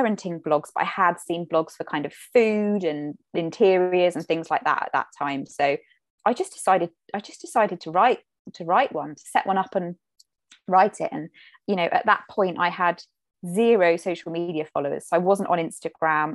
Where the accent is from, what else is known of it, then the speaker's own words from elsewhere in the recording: Cornwall, South West England, United Kingdom; I grew up in Cornwall